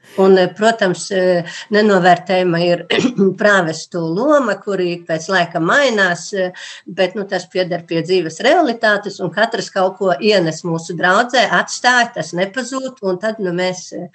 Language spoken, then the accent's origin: Latvian; Līksna, Augšdaugava Municipality, Latvia; es esmu kristīta Līksnes baznīcā